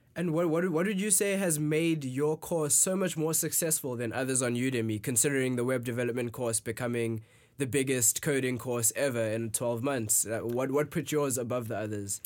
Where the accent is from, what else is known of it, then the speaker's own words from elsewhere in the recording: South Africa; moved away as an adult; now in San Francisco, United States; I am from South Africa. I arrived in the States about two months ago just to attend make school.